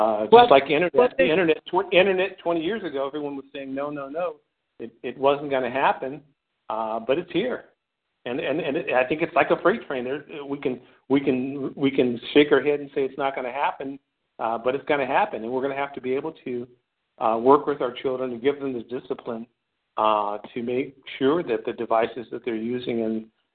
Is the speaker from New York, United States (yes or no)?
no; Oakland, California, United States; now in Sacramento, United States; I am originally from Oakland. I grew up there, went to school there, went to Cal State Hayward